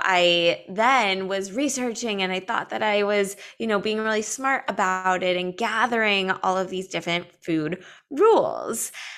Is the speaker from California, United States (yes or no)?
yes; Los Angeles, California, United States; I grew up in Los Angeles as a performing artist